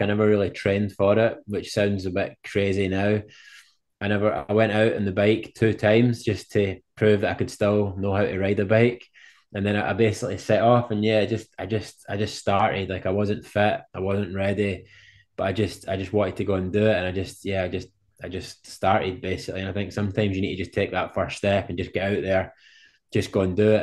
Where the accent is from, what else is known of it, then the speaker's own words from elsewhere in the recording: Scotland, United Kingdom; I'm from Scotland over in the U K.